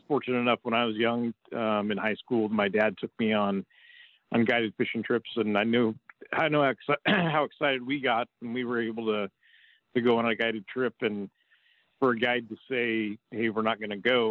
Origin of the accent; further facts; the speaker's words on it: Albany, Oregon, United States; also born or lived in Baker City, Oregon / Glendale, Oregon; I grew up in Albany, and through my eighth grade year in the Willamette Valley